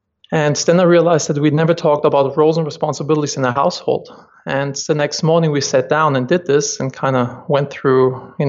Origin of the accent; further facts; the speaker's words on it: Germany; moved away as an adult; now in United States; I'm originally from Germany, and my big dream was always to move to the US and start a company there.